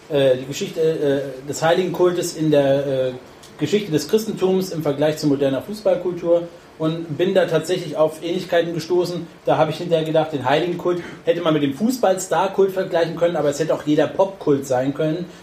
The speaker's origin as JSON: {"language": "German", "town": "Frankfurt", "region": "Hesse", "country": "Germany", "tie": "born or raised there", "said": "im Schatten des Frankfurter Waldstadions und demnach auch, sage ich mal, gebürtiger Eintracht-Fan lässt sich nicht verhindern."}